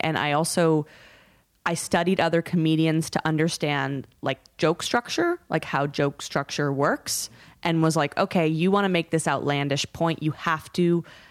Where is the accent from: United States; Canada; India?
Canada; I am Canadian.